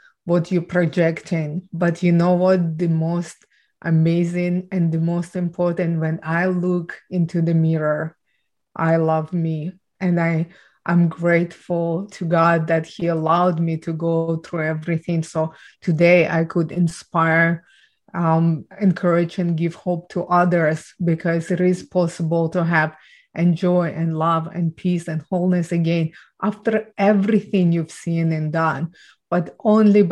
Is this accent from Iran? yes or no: no; Ukraine; I was born and raised in Ukraine